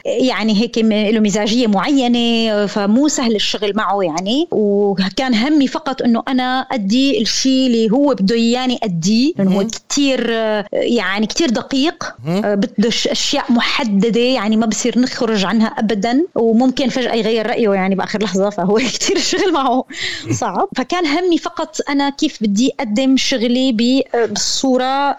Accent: Syria; كوني انا انسانه سوريه

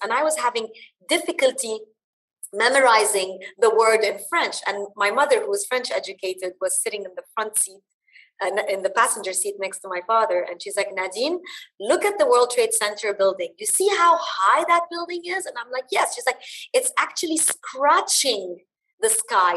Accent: Dubai, United Arab Emirates; also born or lived in Bahrain; I was born and raised in the UAE. I am of Lebanese origin

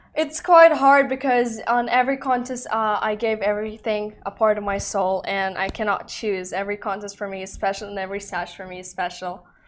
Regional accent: Dubai, United Arab Emirates; I'm Russian and Spanish, born in Dubai. My mom lives here for over 30 years already.

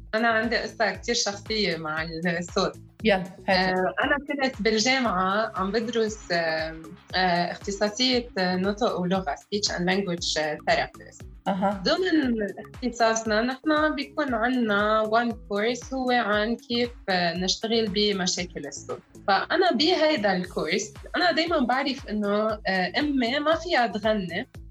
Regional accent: Lebanon; انا امراه لبنانيه

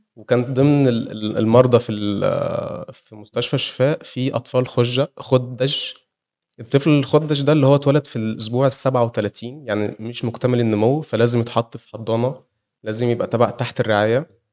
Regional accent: Egypt; احنا كلنا كمصريين

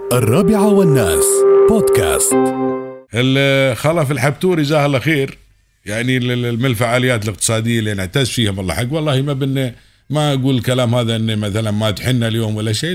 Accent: United Arab Emirates; ما في مناطق نائية عندنا في الإمارات

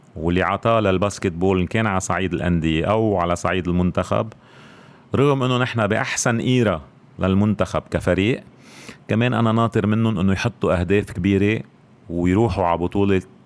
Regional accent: Beirut, Beirut Governorate, Lebanon; الاشرفيه يعني هيدي مدينتي

